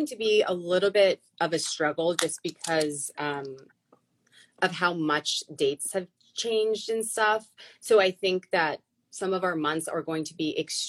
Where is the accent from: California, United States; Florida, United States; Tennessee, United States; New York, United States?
New York, United States; born there; Yeah. So I was born in New York.